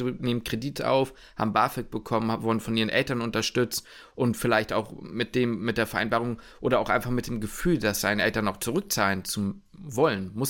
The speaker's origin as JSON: {"language": "German", "region": "Hamburg", "country": "Germany", "tie": "born or raised there", "said": "nicht in Hamburg in, beim, bei mir zu Hause wohnen könnte dann hätte ich mir das PJ in meiner Heimatstadt wahrscheinlich nicht leisten können."}